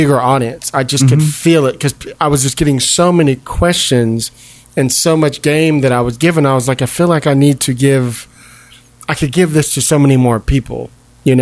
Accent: Palo Alto, California, United States; also born or lived in Detroit / Brooklyn; I was raised in the Bay Area in Palo Alto

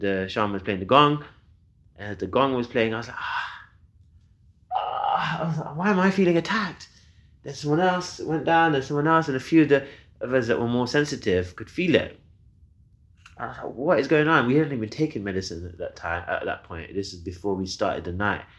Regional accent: Leicester, East Midlands, United Kingdom; my hometown, Leicester.

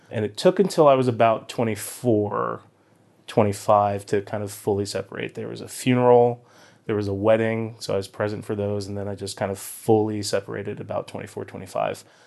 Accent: Boynton Beach, Florida, United States; also born or lived in Huntington, Long Island, New York / San Francisco; I think I was nine years old, um, is when we moved to South Florida, Boynton Beach

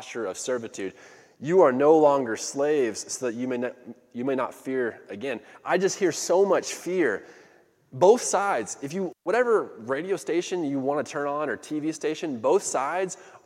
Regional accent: United States; I identify as an American

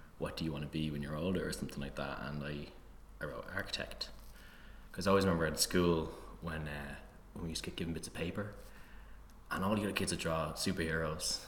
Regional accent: Tallaght, Leinster, Ireland; I grew up in Tallaght

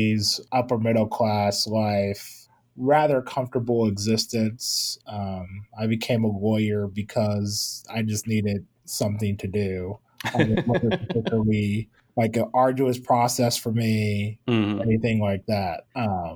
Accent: Tulsa, Oklahoma, United States; moved away as an adult; also born or lived in Kansas; now in Atlanta, United States; I was born and raised in Tulsa, Oklahoma

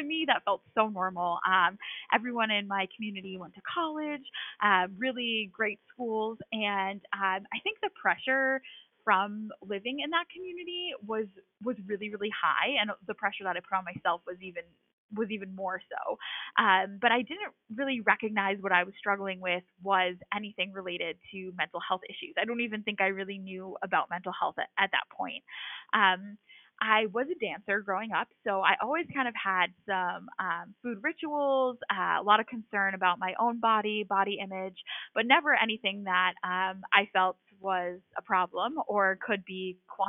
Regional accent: Massachusetts, United States; I am from a small town in Massachusetts. I have lived in the Boston area my whole life.

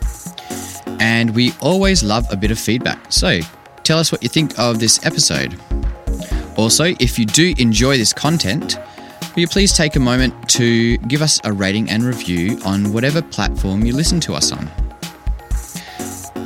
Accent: Vancouver, British Columbia, Canada; now in Perth, Australia; I grew up in Vancouver, and now coming living in Perth here in Australia

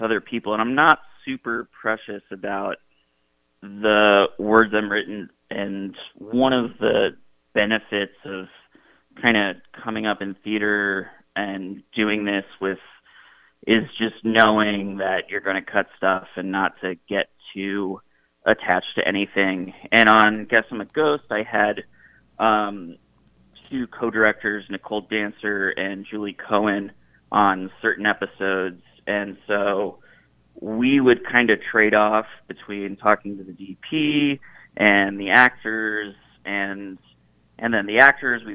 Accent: upstate New York, United States; moved away as an adult; now in Los Angeles, United States; my hometown, which is in upstate New York.

